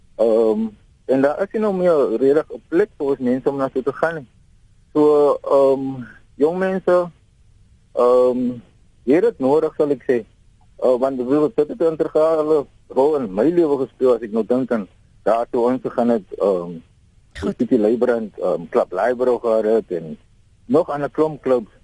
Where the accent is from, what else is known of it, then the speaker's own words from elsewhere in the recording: Stellenbosch, Western Cape, South Africa; also born or lived in England; ek is van Stellenbosch en ek is 43 jaar oud